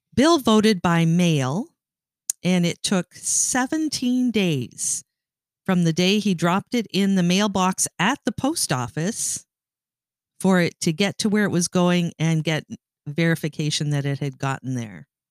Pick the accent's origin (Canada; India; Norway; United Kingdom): Canada; moved away as an adult; now in United States; I'm Canadian. I, um, have lived in the United States for thirty-five years